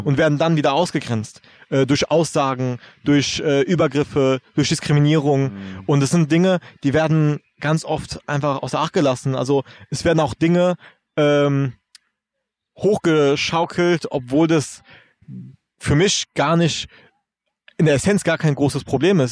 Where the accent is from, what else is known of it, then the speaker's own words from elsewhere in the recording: Germany; first language German; was unterscheidet mich eigentlich noch von jemandem, der auch hier in Deutschland aufgewachsen ist